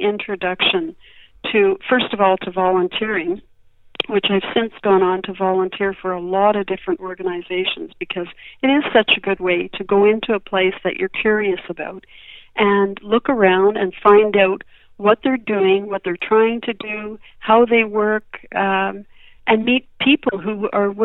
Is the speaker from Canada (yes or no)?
yes; Montreal, Quebec, Canada; moved away as an adult; now in Victoria, Canada; I grew up in Montreal and spent my first 20 years there, and then I moved to Victoria